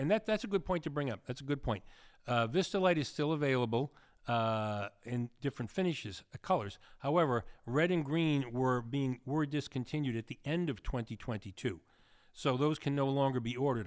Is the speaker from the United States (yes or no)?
yes; New England, United States; accent: New England; moved away; I come from New England, which I do.